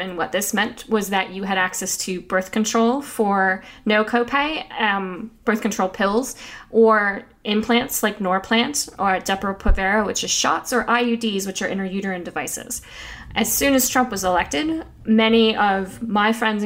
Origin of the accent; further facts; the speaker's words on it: Scotia, New York, United States; moved away; I grew up in Scotia, so SDHS represent